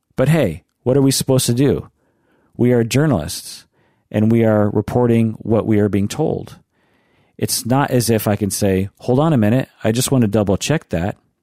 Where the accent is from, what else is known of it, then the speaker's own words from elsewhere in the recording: United States; as an American